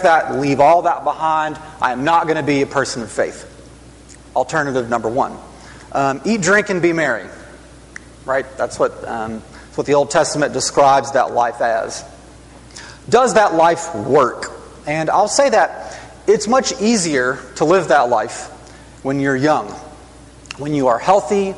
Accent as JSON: {"language": "English", "town": "Huntsville", "region": "Alabama", "country": "United States", "tie": "born or raised there", "said": "I grew up mostly around Huntsville, Alabama"}